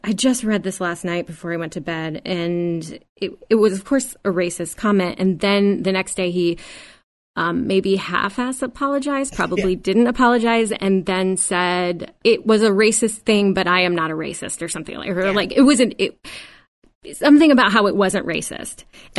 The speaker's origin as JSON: {"language": "English", "country": "United States", "tie": "born or raised there", "said": "we are all racist because we grew up in America and we were taught this."}